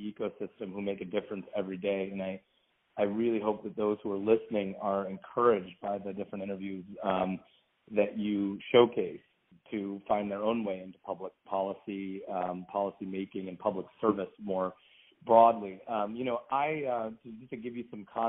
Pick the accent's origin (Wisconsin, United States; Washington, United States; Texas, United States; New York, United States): Washington, United States; also born or lived in Baltimore County, Maryland; we moved from Maryland to Washington State. And I grew up, went to public schools here